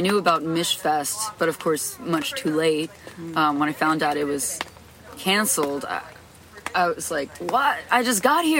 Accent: New Jersey, United States; It was sort of isolating. I had a twin sister.

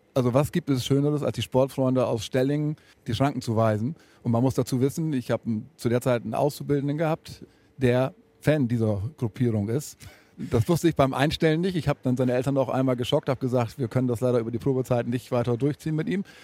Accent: Ammerland, Lower Saxony, Germany; Wir kommen aus dem Ammerland, deswegen grün-weiß Ammerland

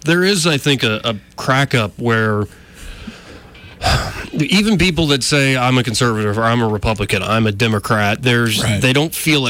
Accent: Alabama, United States; But we're in Alabama, Jonathan. I know. We were born and raised.

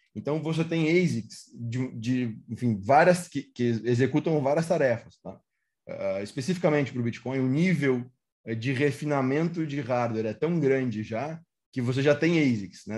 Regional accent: Porto Alegre, Rio Grande do Sul, Brazil; Eu sou de Porto Alegre

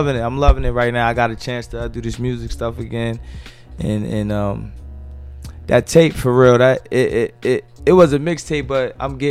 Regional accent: Newark, New Jersey, United States; I'm from Newark, New Jersey, Brick City

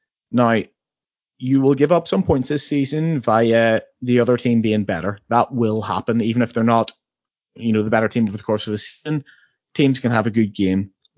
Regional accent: Northern Ireland, United Kingdom; I had to learn this as a maths teacher in England, but I'm from Northern Ireland.

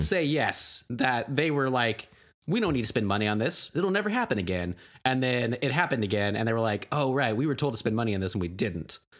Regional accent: Tulsa, Oklahoma, United States; moved away; I'm, I'm from Oklahoma. I'm from Tulsa

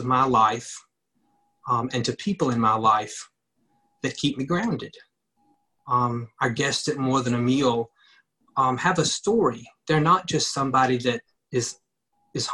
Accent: Ripley, Mississippi, United States; I grew up in Ripley, Mississippi, a small town.

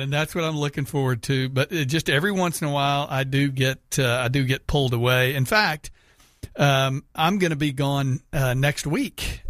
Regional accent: Houston, Texas, United States; moved away; Houston, so my hometown

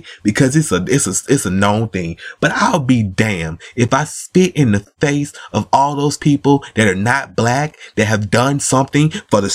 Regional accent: United States; We was born in America

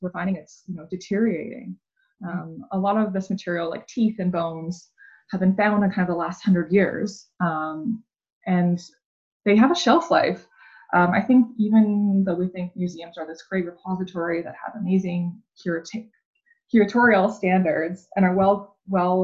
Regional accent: Vancouver Island, British Columbia, Canada; I grew up on Vancouver Island

